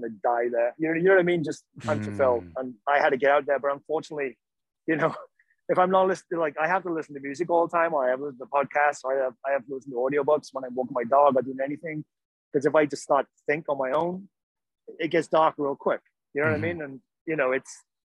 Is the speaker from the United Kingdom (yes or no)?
yes; Wales, United Kingdom; moved away; that's just ingrained into me from growing up in Wales